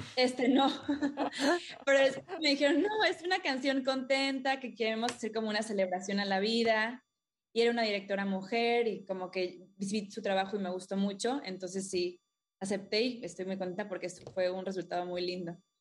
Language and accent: Spanish; Playa del Carmen, Quintana Roo, Mexico; crecí en Playa del Carmen. Ah, desde Chiquita, acá de Ciudad del Carmen, Campeche